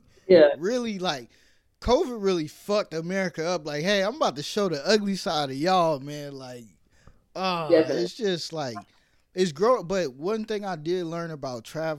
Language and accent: English; New York, United States; born there; also born or lived in California; now in Atlanta, United States; Like, I was born in New York, but I lived all over. Like, I went to high school, California, stuff like that.